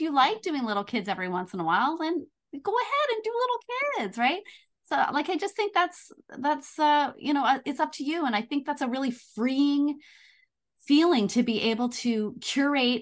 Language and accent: English; Canada; We're both Canadian